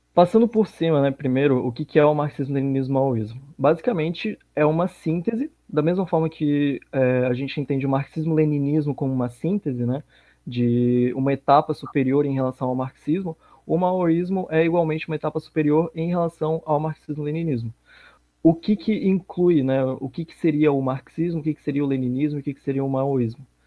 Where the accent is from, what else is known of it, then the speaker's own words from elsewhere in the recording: Florianópolis, Santa Catarina, Brazil; Eu sou aqui de Floripa, Santa Catarina